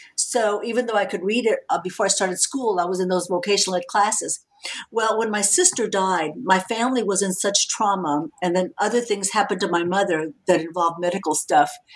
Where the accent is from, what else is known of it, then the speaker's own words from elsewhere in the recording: San Antonio, Texas, United States; I'm a Mexican American woman. I grew up in San Antonio, Texas